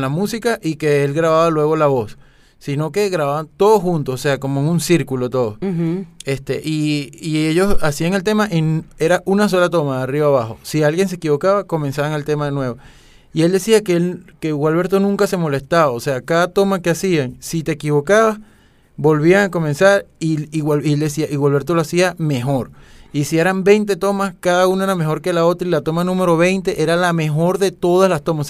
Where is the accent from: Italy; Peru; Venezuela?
Venezuela; nosotros como venezolanos